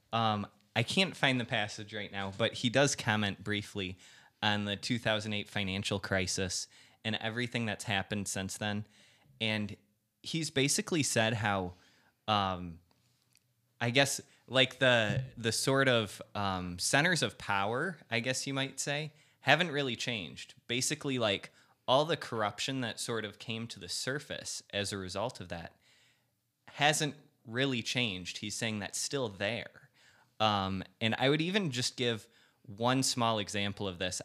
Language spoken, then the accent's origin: English; United States; as an American